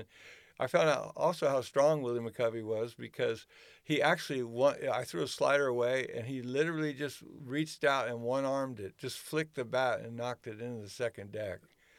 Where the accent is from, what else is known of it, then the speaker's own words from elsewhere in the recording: Philadelphia, Pennsylvania, United States; I decided, well, shoot, I'm from Philadelphia. Why don't I run a pitching school?